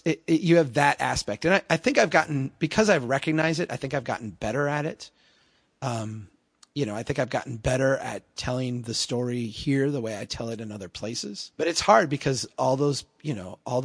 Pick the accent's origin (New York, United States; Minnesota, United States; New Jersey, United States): Minnesota, United States; Brainerd; here in my hometown